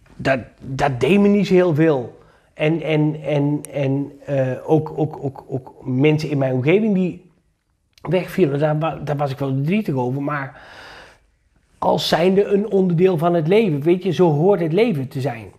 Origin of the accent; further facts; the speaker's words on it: Achterhoek, Gelderland, Netherlands; ik ben geboren en getogen in de Achterhoek